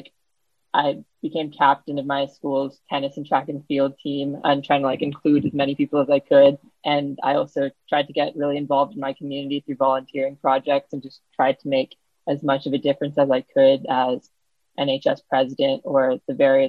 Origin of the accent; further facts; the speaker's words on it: Juneau, Alaska, United States; being born and raised in Juneau, Alaska